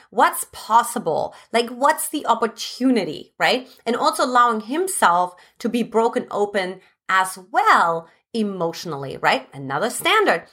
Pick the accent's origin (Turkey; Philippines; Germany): Germany; English is a second language; moved away as an adult; now in United States; originally I'm from Germany